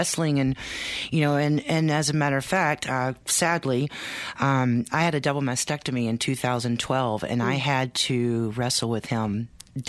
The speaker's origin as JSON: {"language": "English", "region": "Texas", "country": "United States", "moved": "yes", "lives_now": "Maine, United States", "said": "We're now living in Maine. We're from Texas."}